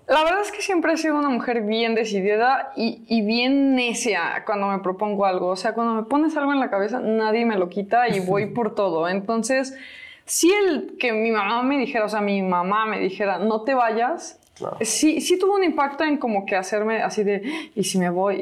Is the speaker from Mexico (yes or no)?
yes; Celaya, Guanajuato, Mexico; moved away; cada que vengo a mi ciudad. Me siento bien cobijada, me siento feliz aquí en mi tierra